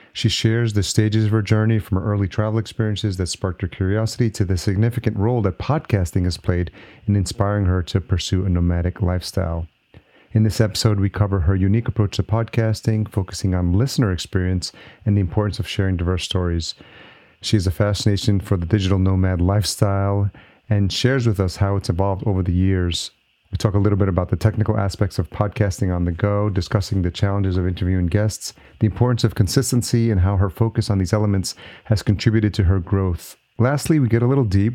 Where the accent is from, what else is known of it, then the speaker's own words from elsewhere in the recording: New York, United States; moved away as an adult; now in Minneapolis, United States; New York is my original home